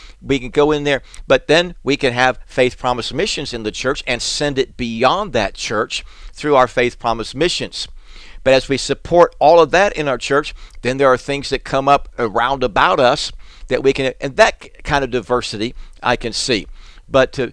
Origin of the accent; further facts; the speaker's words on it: South Florida, United States; we grew up in South Florida